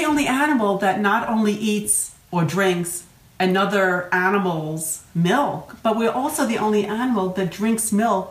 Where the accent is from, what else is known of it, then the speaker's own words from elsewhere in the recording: New York, United States; accent: New York; there's my accent from New York.